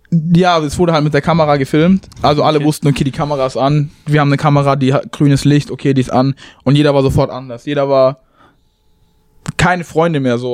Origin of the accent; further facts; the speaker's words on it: Tübingen, Baden-Württemberg, Germany; moved away as an adult; also born or lived in Chicago area, United States; now in Romeoville, United States; ich komme aus Tübingen